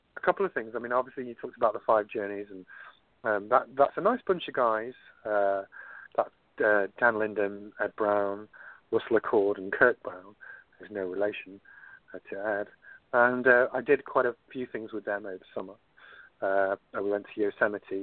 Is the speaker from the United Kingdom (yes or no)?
yes; United Kingdom; moved away as an adult; now in San Diego, United States